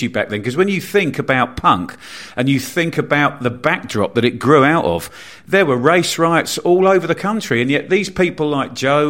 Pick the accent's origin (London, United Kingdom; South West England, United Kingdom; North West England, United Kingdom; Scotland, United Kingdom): South West England, United Kingdom; Bournemouth; I grew up in Bournemouth in a very white, very middle class sort of town, village